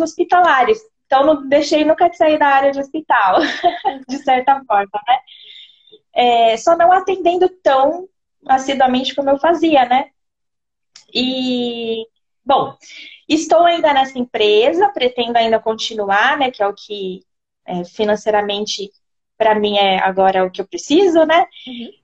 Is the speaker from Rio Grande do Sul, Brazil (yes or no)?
no; São Paulo, Brazil; moved away as an adult; also born or lived in Jundiaí; now in Sorocaba, Brazil; Eu sou de São Paulo, estava em Jundiaí, aí eu me mudei para Sorocaba